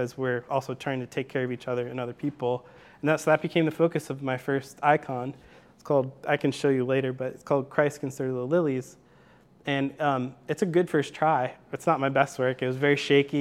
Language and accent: English; near Chicago, Illinois, United States; also born or lived in Greenville, Illinois; I grew up in Chicago, near Chicago. I'm a PK. My dad's a Baptist preacher. And yeah, grew up in Illinois